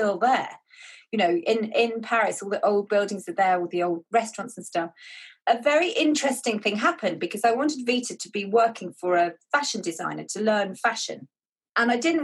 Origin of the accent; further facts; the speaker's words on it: England, United Kingdom; I am an author from England